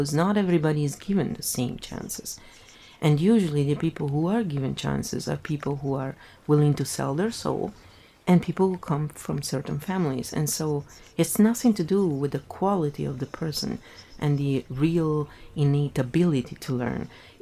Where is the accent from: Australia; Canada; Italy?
Italy; English is a second language; moved away as an adult; I was raised in Italy until I was 24, you know, and Italian and English are very different in terms of grammar and everything, so I had to relearn everything